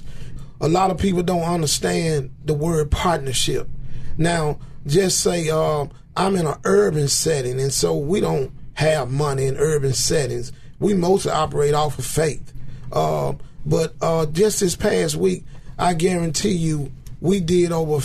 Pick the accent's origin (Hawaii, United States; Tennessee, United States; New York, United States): Tennessee, United States; Memphis; also born or lived in Somerville, Tennessee; I grew up here in Memphis. I've been in Memphis all my life